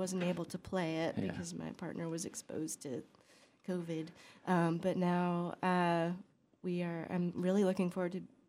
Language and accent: English; Connecticut, United States; also born or lived in Cambridge, Massachusetts; now in Pioneer Valley, Massachusetts, United States; I grew up, I grew up in Connecticut